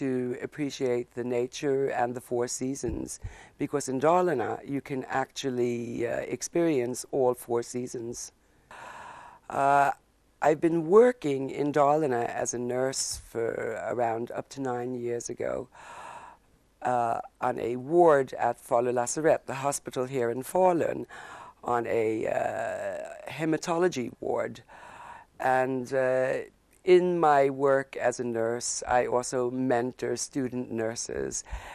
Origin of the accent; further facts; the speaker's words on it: United States; moved away as an adult; also born or lived in Stockholm, Sweden; now in Borlänge, Sweden; I'm an American living in Sweden for the past 35 years